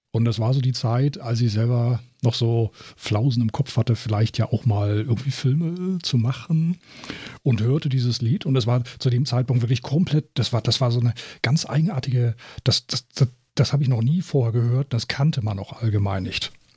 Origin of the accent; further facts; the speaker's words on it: Germany; bei uns in Deutschland